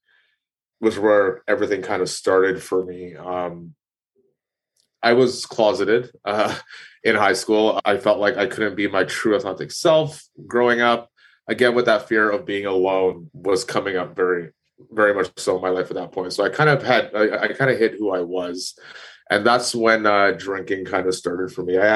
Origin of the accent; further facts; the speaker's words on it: Toronto, Ontario, Canada; I was born and raised in Toronto, Ontario